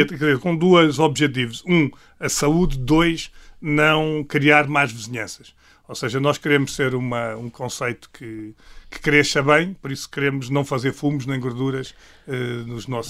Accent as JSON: {"language": "Portuguese", "region": "Lisbon", "country": "Portugal", "tie": "born or raised there", "said": "a Rua Zé da Verificação Chaves, que é a rua onde eu nasci"}